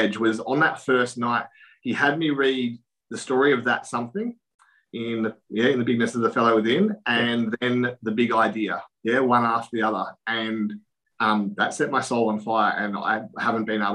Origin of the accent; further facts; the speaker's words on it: Casterton, Victoria, Australia; I'm from Casterton in country Victoria